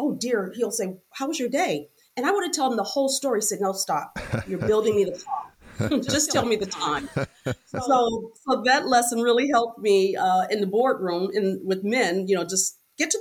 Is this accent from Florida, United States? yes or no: yes; Miami, Florida, United States; We grew up in Liberty City area with drugs, prostitution. But at 10, I was adopted, and my adopted family took me out of Liberty City.